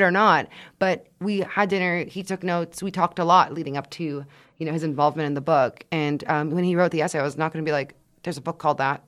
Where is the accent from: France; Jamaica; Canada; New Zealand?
Canada; Quebec; moved away; also born or lived in United States; the images that we grew up in, in Quebec especially